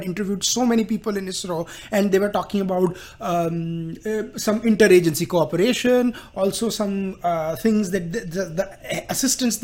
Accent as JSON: {"language": "English", "country": "India", "moved": "yes", "lives_now": "Houston, United States", "said": "I am an Indian talking from Houston"}